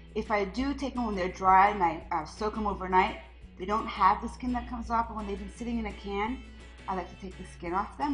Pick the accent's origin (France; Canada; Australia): France; moved away; growing up in France